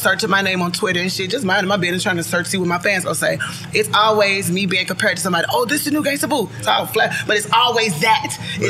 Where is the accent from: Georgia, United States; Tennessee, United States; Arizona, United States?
Tennessee, United States; Memphis; I'm from Memphis